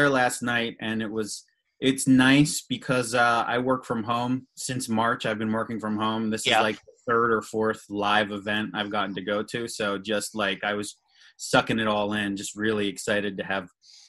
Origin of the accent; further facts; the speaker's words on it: Lancaster, Pennsylvania, United States; I live just outside of Philly in one of the suburbs near King of Prussia. I grew up in Lancaster, Pennsylvania, Amish country.